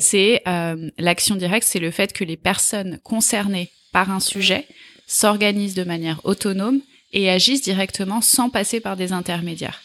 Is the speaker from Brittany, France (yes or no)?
no; Draveil, Île-de-France, France; also born or lived in Australia / New Zealand; je suis née euh, à Draveil, dans l'Essonne